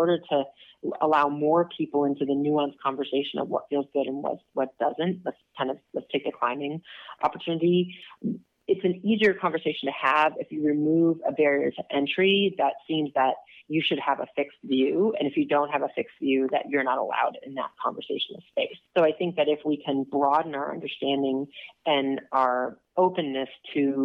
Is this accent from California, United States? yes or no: no; Minnesota, United States; I grew up in Minnesota